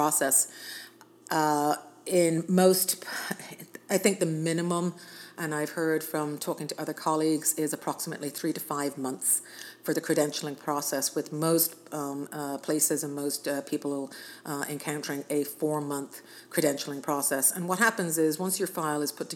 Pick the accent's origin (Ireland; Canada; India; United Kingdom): Ireland; now in United States; I'm actually Irish, but I'm a U.S. citizen